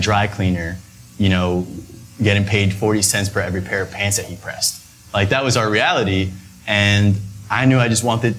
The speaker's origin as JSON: {"language": "English", "town": "New York City", "region": "New York", "country": "United States", "tie": "born or raised there", "said": "we grew up uptown Manhattan in the Heights"}